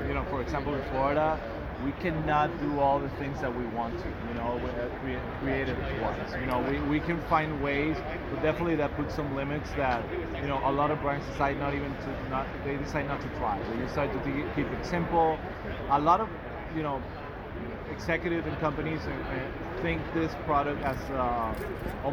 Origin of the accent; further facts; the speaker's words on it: Venezuela; moved away as an adult; now in Miami, United States; I'm originally from Venezuela, so I was living there until 2014